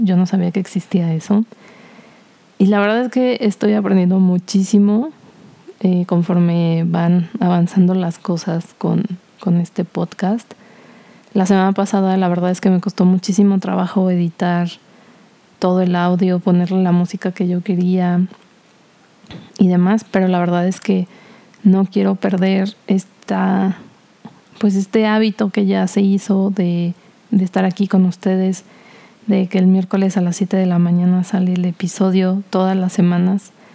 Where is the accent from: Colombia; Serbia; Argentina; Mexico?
Mexico; Cuernavaca, Morelos; born or raised there; moved away as an adult; also born or lived in Mexico City